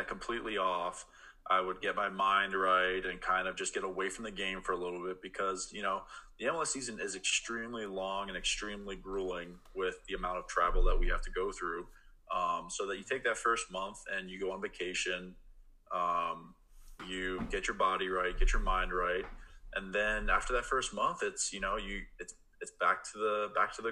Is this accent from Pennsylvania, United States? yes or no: yes; Pennsylvania, United States; now in Oregon, United States; I grew up in Pennsylvania